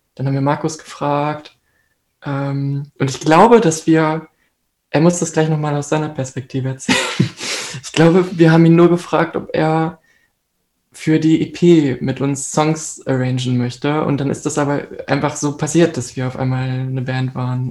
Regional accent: Hanover, Lower Saxony, Germany; now in Hamburg, Germany; in meiner Heimat in Hannover, das ist so ungefähr der Kreis, aus dem ich komme

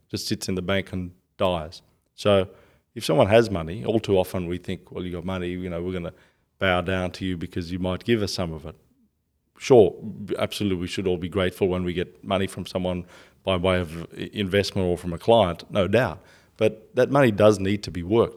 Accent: Australia; I'm Australian

